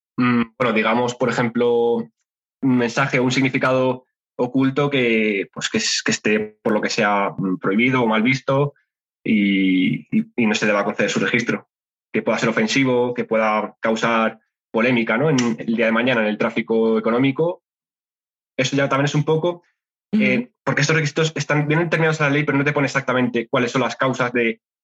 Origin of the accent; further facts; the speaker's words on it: Spain; soy español